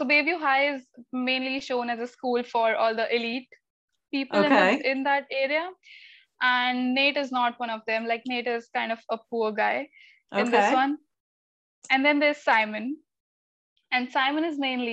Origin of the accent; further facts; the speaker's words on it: Delhi, India; I'm from Delhi. It's the capital of India